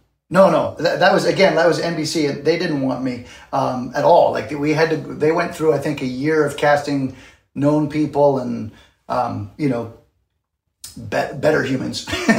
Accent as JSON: {"language": "English", "country": "Canada", "moved": "as an adult", "lives_now": "New York City, United States", "said": "But yeah, I'm Canadian, and I moved to New York City in, I think, 89 to do Broadway."}